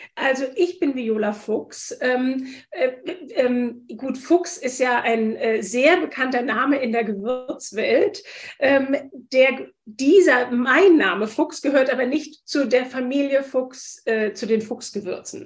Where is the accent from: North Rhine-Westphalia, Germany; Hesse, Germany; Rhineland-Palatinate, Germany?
Hesse, Germany; Wiesbaden; moved away as an adult; also born or lived in London / Frankfurt; now in Hamburg, Germany; Ich komme aus Hessen, aus Wiesbaden